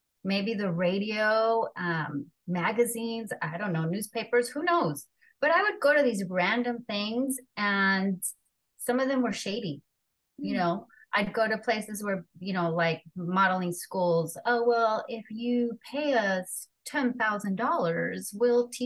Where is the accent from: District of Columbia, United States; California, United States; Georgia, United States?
California, United States; Los Angeles; accent: Mexican; first language Spanish; English is a second language; was born and raised in Los Angeles